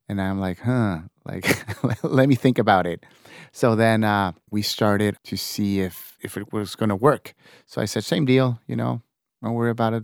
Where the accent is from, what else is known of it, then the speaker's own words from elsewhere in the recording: Tijuana, Baja California, Mexico; also born or lived in San Diego; I was born in San Diego, like you said. Uh, it's very, uh, common for my generation, seventy something, to be born in San Diego and, and being, uh, uh, raised in Tijuana.